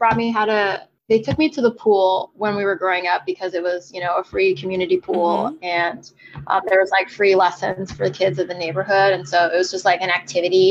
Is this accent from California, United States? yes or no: yes; San Diego, California, United States; growing up in San Diego, all the pools are outdoors